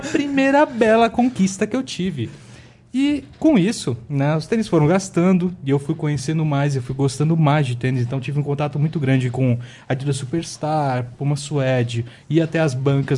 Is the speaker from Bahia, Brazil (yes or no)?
no; São Paulo, Brazil; also born or lived in Diadema; eu nasci, é, cresci em São Paulo